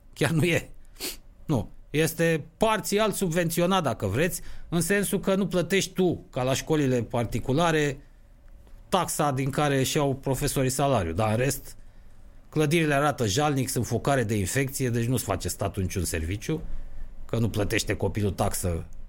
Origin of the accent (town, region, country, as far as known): Romania